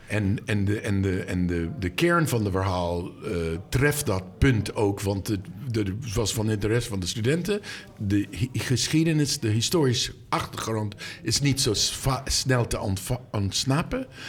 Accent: Boston, Massachusetts, United States; Dutch is a second language; moved away; Ik ben opgegroeid in Boston. Ik ging naar de Isabella Stewart Gardner Museum als kind

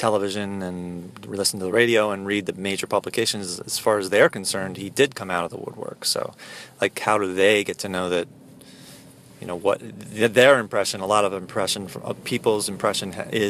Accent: New Jersey, United States; I'm from New Jersey

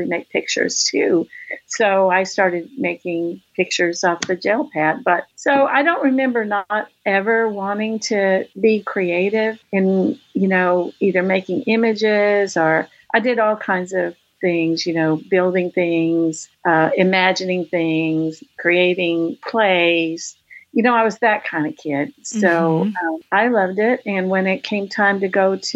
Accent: around Lubbock, High Plains of Texas, United States; now in Austin, United States; I grew up on the High Plains of Texas, which is the panhandle around Lubbock. My father was a farmer in a small town south of Lubbock.

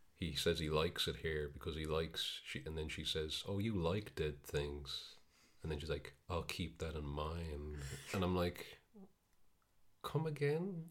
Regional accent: Ireland; we're Irish

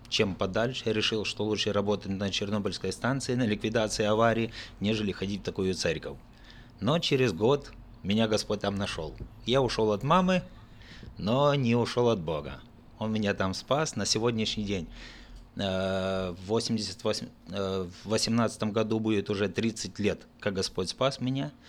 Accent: Odesa Oblast, Ukraine; Я родился в Одесской области в 1966 году, а, окончил Одесскую мореходку

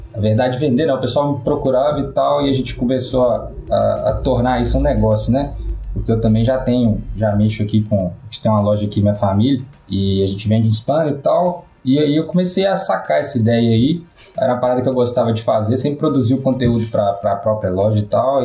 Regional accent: Itaúna, Minas Gerais, Brazil; Itaúna, né? é, cidadezinha

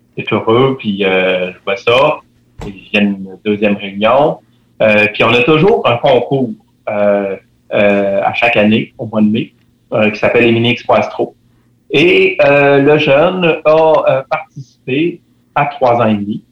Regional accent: Quebec City, Quebec, Canada; je suis résident de Capouge

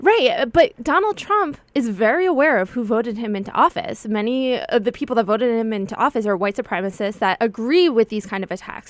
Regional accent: United States; as a Jew, as a Jewish American

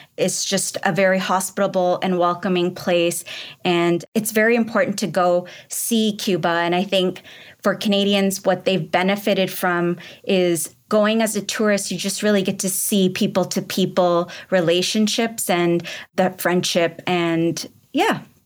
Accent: Pakistan; moved away; I'm from Pakistan originally

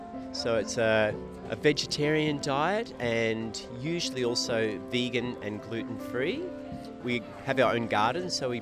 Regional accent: Melbourne, Victoria, Australia; now in Byron Bay, Australia; Originally from Melbourne, but I've been living here in Byron for the last 30 years. Almost a local now.

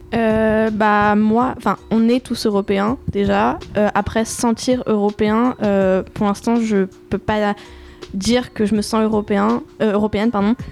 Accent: France; je suis née en France, j'ai toute ma vie vécu sur le sol

